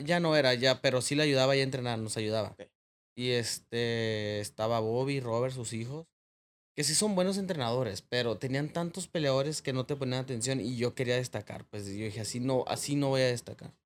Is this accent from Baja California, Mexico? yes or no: yes; Tijuana, Baja California, Mexico; Yo me crié en Planice, una colonia allá por el Cucapá, por el ejido Matamoros